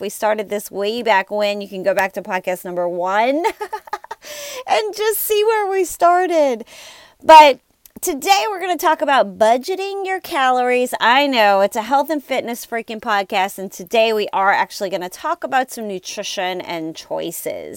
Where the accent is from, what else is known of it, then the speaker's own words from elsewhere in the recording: New Orleans, Louisiana, United States; I am from New Orleans, and I live in an area that this is very challenging time of year